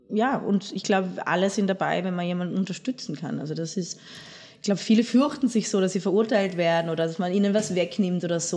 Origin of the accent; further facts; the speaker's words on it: Ortenau, Baden-Württemberg, Germany; moved away as an adult; now in Vienna, Austria; wir sind sogar in der Ortenau, mhm. da wo ich hm. herkomme.